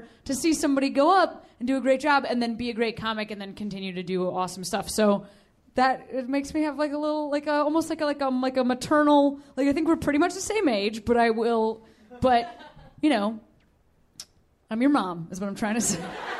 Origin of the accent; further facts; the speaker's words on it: Chicago, Illinois, United States; moved away as an adult; now in Los Angeles, United States; But I'm from Chicago. I moved just about a year ago